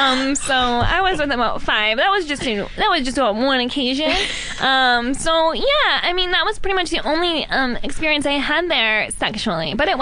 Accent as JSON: {"language": "English", "town": "Modesto", "region": "California", "country": "United States", "said": "From Modesto."}